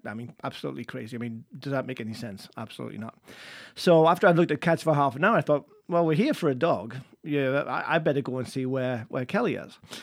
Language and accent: English; England, United Kingdom; moved away; I'm English